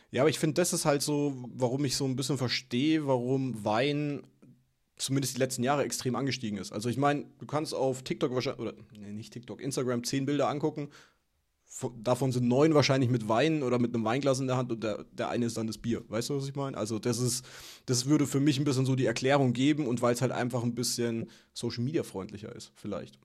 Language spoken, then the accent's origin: German; Würzburg, Bavaria, Germany; moved away; Würzburg, wo ich herkomme, Weinstadt